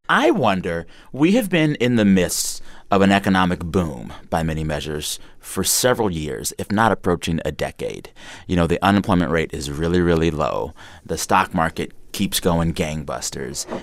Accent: San Antonio, Texas, United States; moved away; growing up in Texas

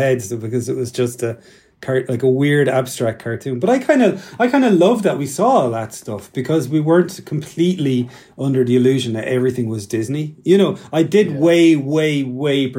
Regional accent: Ireland; I kind of aspired to be like an American kid more than an Irish kid when I was really young

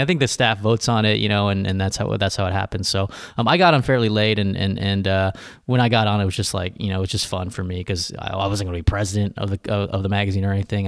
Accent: Riverside, California, United States; I grew up in Riverside, California, which is about an hour and a half from L

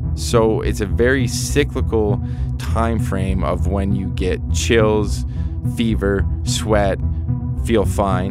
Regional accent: Canada; now in Colorado, United States; being Canadian

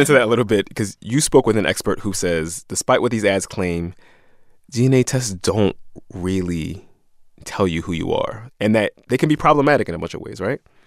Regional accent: Philadelphia, Pennsylvania, United States; I feel like I'm from South Philly

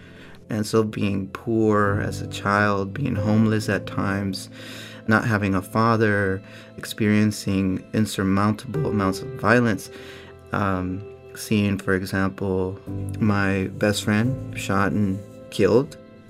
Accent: Oakland, California, United States; I grew up in Oakland, California.

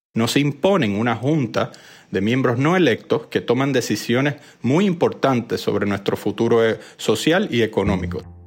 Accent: Puerto Rico; somos una colonia de los Estados Unidos

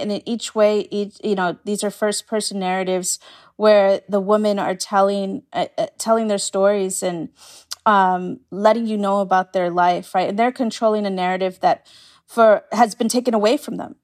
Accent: New York City, New York, United States

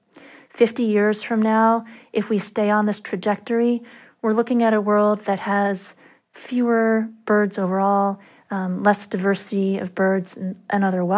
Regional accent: near San Francisco, California, United States; now in Ithaca, United States; I grew up near San Francisco

